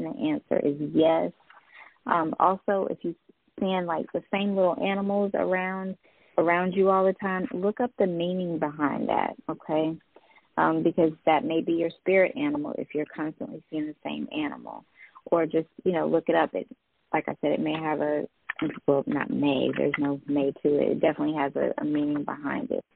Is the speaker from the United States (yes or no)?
yes; Greensboro, North Carolina, United States; I'm from Greensboro, North Carolina.